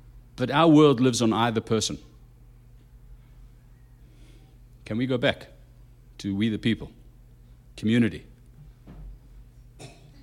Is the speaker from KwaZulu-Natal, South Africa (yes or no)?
yes; Durban, KwaZulu-Natal, South Africa; now in United States; I was raised in Africa. And in Africa, we get a lot of snakes. If you ever go watch National Geographic, one of those shows, there's a show called Snake City. It's actually set in our city of Durban